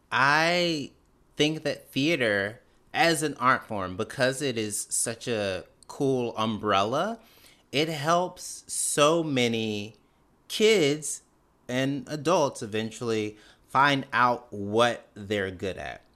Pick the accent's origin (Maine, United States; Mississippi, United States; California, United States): Mississippi, United States; Canton; I was born and raised in Canton, Mississippi, which is about nineteen miles north of Jackson